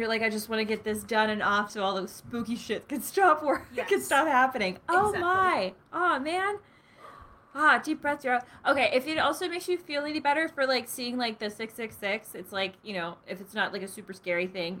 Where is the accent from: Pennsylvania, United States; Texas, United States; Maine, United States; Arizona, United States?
Pennsylvania, United States; So I grew up in Pennsylvania, so this is like near and dear to my heart.